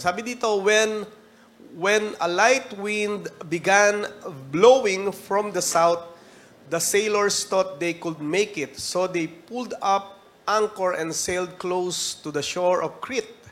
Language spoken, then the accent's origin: Tagalog; Philippines